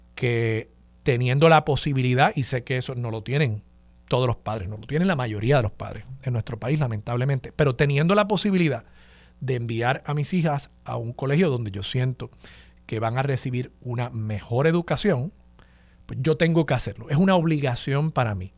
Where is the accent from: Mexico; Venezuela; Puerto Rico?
Puerto Rico